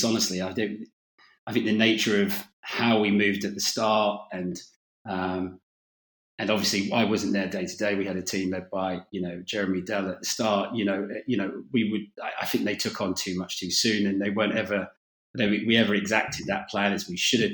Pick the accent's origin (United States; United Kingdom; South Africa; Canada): United Kingdom; London; I was a kid from North London